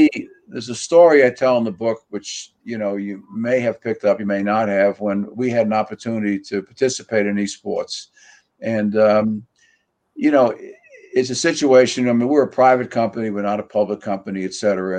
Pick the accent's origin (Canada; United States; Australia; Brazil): United States; New York City, New York; the way you and I were raised in Queens, the environment we were raised in, we were nurtured in a community, both in an apartment